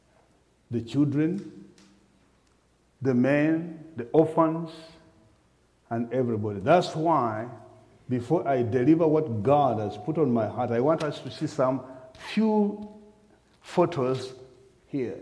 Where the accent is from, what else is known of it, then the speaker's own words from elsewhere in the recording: Uganda; from Uganda, Africa